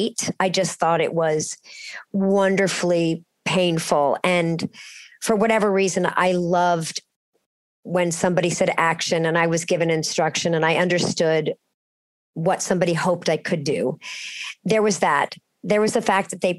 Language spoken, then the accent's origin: English; Cincinnati, Ohio, United States; I was growing up in Cincinnati